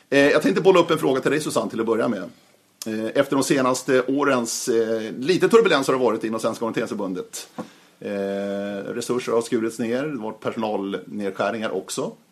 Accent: Södertörn, Stockholm County, Sweden; Jag är också från Södertörn

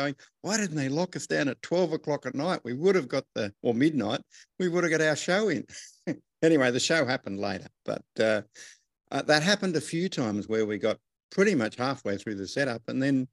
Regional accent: Wagga Wagga, New South Wales, Australia; I'm from Wagga Wagga in Australia.

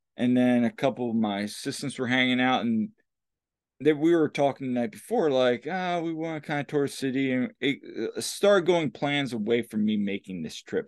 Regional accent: Lancaster, Pennsylvania, United States; "Lancaster, Pennsylvania."

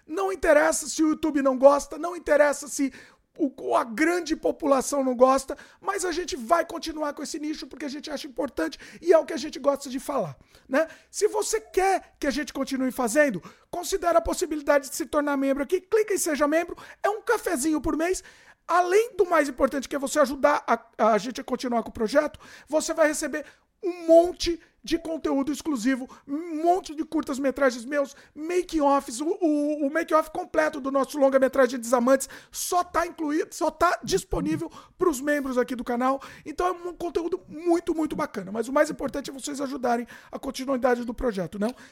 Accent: São Paulo, Brazil; Sou de São Paulo.

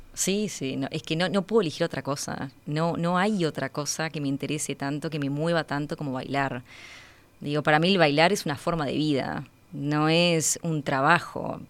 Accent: Uruguay; moved away; estoy de vuelta en mi país

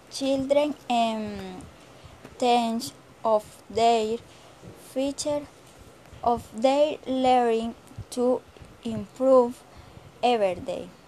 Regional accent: Plato, Magdalena, Colombia; English is a second language; I am from Plato Magdalena. I currently live in Plato Magdalena. I am 21 years old.

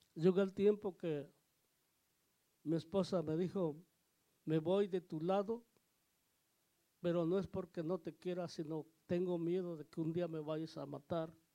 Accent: Oaxaca, Mexico; Yo soy de Oaxaca

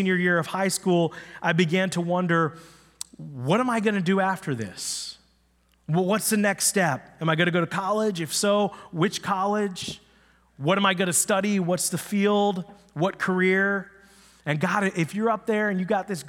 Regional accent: Upper Marlboro, Maryland, United States; also born or lived in Washington, D.C.; I was born in Washington, D.C. I grew up in Upper Marlboro, Maryland

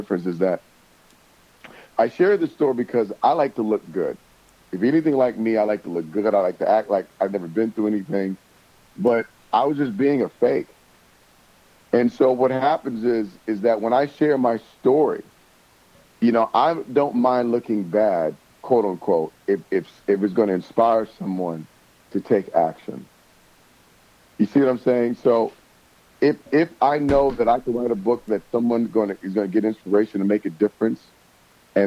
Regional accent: Toledo, Ohio, United States; moved away; I'm from Toledo, Ohio, which is 30 minutes south from Detroit

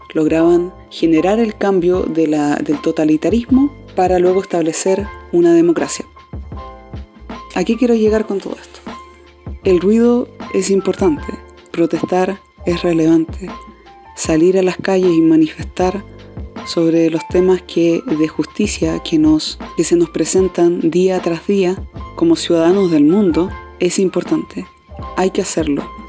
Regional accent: Concepción, Biobío, Chile; acá en Concepción, de donde yo soy

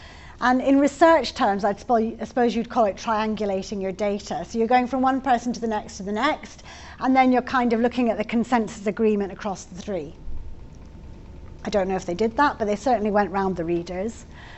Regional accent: England, United Kingdom; I'm from England

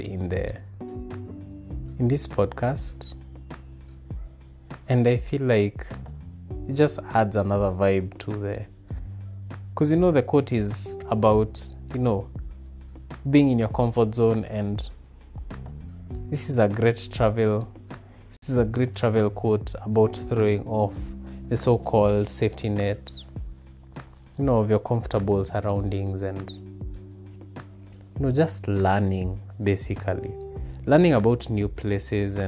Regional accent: Kenya; we are more Kenyan than ever. This is our motherland

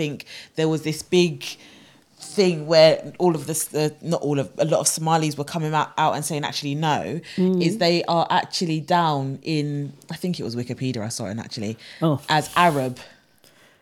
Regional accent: Jamaica; me being Jamaican, me being from the Caribbean

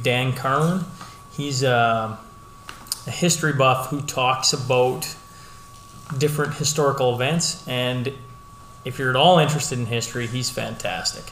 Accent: Hillmont, Saskatchewan, Canada; moved away as an adult; now in Lloydminster, Canada; I was born and raised in Hillmont, Saskatchewan, which most of you know is just northeast of Lloydminster

